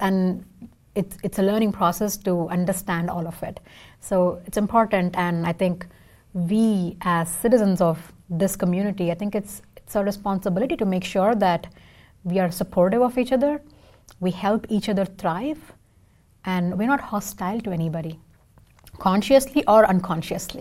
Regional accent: India; first language Tamil; English is a second language; now in Seattle, United States; I can sing in four languages because I'm from India.

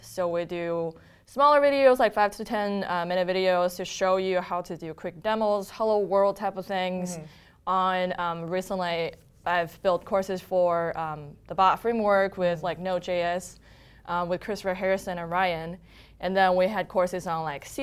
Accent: Harbin, Heilongjiang, China; moved away as an adult; now in United States; I was actually born and raised in China

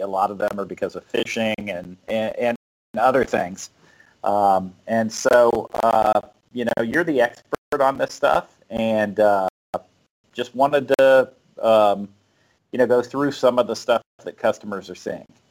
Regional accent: South Florida, United States; moved away as an adult; also born or lived in North Carolina; I'm from South Florida, and uh, the first, first time I ever saw snow was like when I moved to North Carolina. I was probably 22, 23 years old

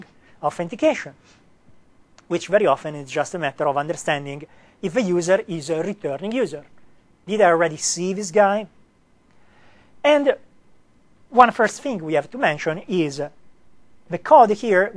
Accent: Italy; accent: Italian; English is a second language; me not to have an Italian accent

